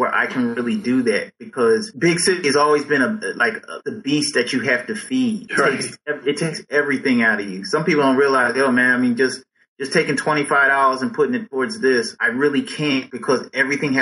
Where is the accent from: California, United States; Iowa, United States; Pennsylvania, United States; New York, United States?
Pennsylvania, United States; Philadelphia; growing up in Philly